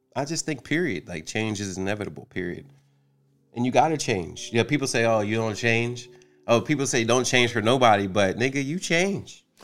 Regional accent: New Jersey, United States; moved away as an adult; now in Atlanta, United States; I am from New Jersey, and I moved. I've been in Atlanta since 2016

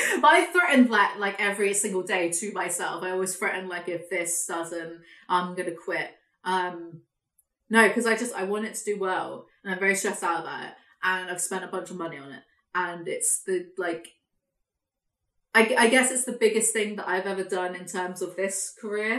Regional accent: England, United Kingdom; I'm English

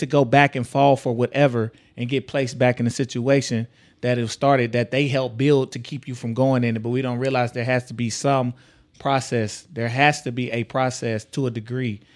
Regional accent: Texas, United States; now in Omaha, United States; I come from Texas

